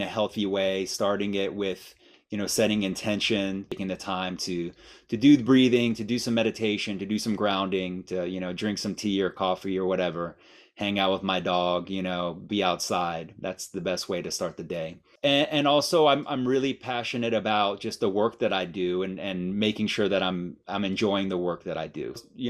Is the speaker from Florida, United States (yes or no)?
yes; Miami, Florida, United States; also born or lived in Iran; And so I was born in Iran, and I moved from Iran when I was one to Miami. And my mother is Cuban.